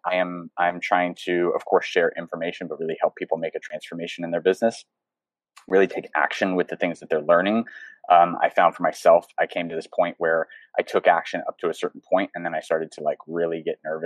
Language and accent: English; the panhandle of Florida, United States; also born or lived in Seattle, Washington; I grew up in the panhandle of Florida